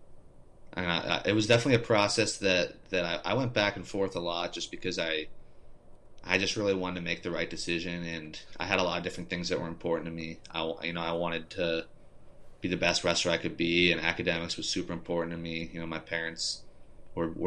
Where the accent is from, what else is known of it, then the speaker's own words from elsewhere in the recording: Westmoreland County, Pennsylvania, United States; growing up in Westmoreland County